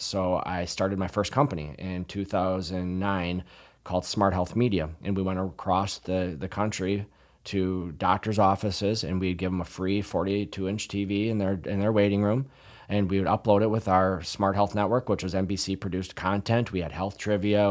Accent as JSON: {"language": "English", "town": "La Crosse", "region": "Wisconsin", "country": "United States", "tie": "born or raised there", "said": "I'm from La Crosse originally. Uh, I went to Central High School, graduated in nineteen ninety-nine"}